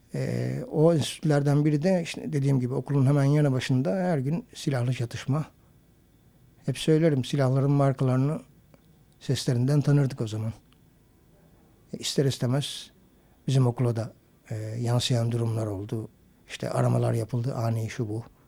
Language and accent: Turkish; Tire, İzmir, Turkey; Tire'de büyüdüğüm ev avlulu eski evlerden